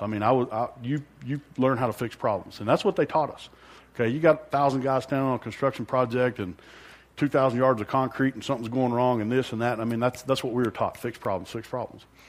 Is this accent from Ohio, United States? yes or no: no; Amarillo, Texas, United States; I grew up in Amarillo